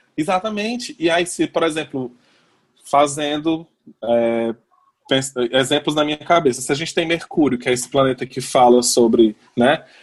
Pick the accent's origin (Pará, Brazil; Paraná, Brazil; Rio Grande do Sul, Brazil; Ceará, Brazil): Ceará, Brazil; Fortaleza; eu sou de Fortaleza